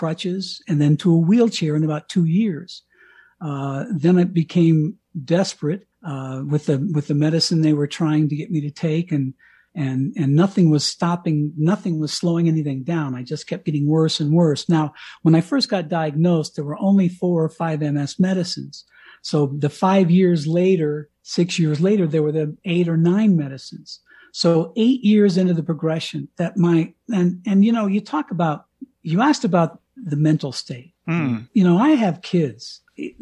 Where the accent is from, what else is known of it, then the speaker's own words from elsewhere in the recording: Colorado, United States; moved away as an adult; also born or lived in Miami, Florida / Washington, D.C.; I had already moved out to Colorado, to my hometown, very small little Colorado town